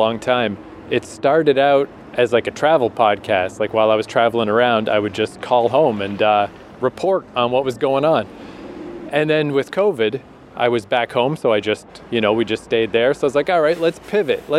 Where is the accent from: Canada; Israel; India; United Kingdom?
Canada; Eastern Canada; moved away as an adult; also born or lived in Vancouver, Canada; now in South Korea; Eastern Canada, which is where we're from.